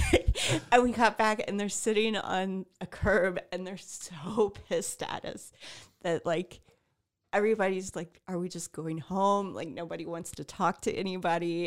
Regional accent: Midwest, United States; we're from the Midwest

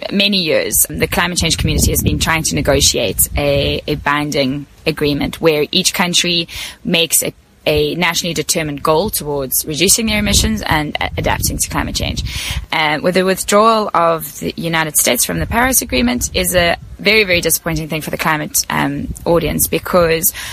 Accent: South Africa; I'm from South Africa

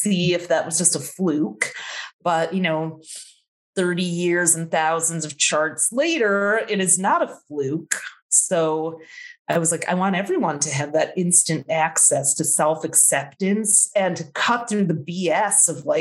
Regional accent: Midwest, United States; I grew up in the Midwest where there wasn't a whole lot

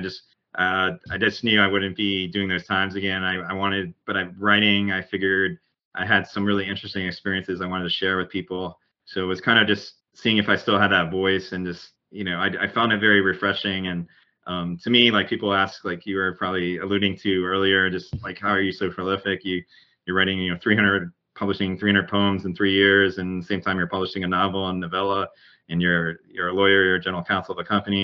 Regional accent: Southern Connecticut, United States; I grew up in New England, in Southern Connecticut, but in a really rural area

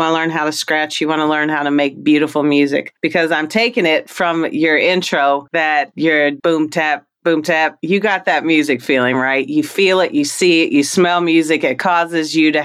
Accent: Kentucky, United States; I am from Kentucky

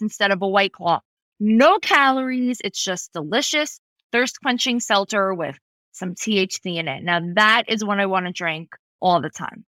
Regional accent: East Meadow, New York, United States; I really grew up on Long Island

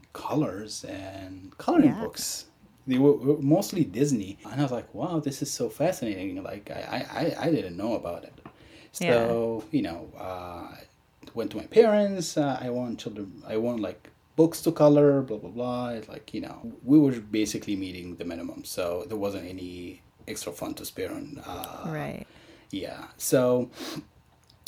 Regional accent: Egypt; moved away as an adult; now in United States; growing up in Egypt

